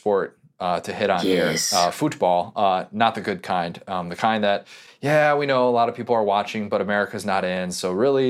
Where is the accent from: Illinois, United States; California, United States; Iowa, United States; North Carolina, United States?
Illinois, United States; Buffalo Grove; I'm from Indiana. I'm from the suburbs of Chicago, the mean streets of Buffalo Grove